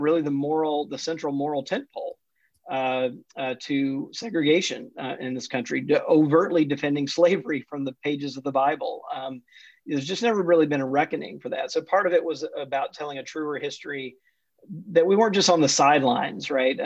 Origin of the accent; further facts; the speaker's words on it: Jackson, Mississippi, United States; also born or lived in Atlanta, Georgia; I grew up Southern Baptist in the Deep South, was born in Atlanta, but grew up mostly in Jackson, Mississippi